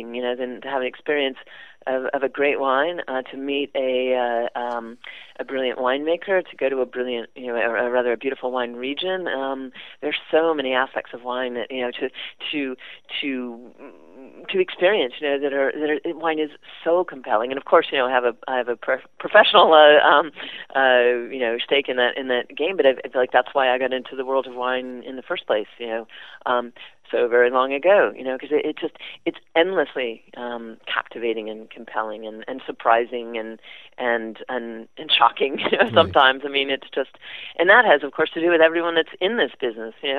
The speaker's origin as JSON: {"language": "English", "region": "Midwest", "country": "United States", "tie": "born or raised there", "also_born_or_lived": "the South, United States / Ireland", "said": "I grew up in the Midwest and a little bit in the South"}